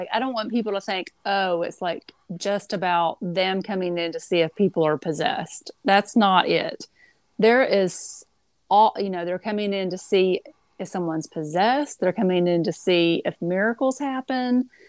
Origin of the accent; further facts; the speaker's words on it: Tennessee, United States; I'm from East Tennessee.